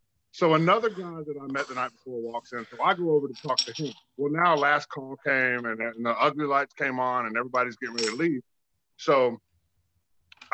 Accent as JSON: {"language": "English", "town": "Tampa", "region": "Florida", "country": "United States"}